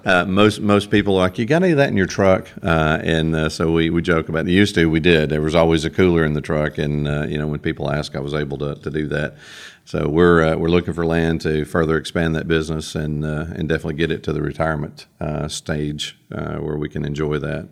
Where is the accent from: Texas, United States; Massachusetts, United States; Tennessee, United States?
Tennessee, United States; Cookeville; I'm from Cookville, Putnam County. I've lived here my entire life, now all fifty years of it